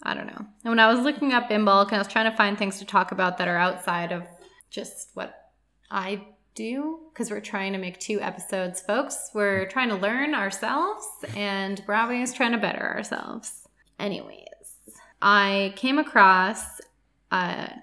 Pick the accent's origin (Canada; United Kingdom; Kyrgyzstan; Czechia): Canada; I'm from Canada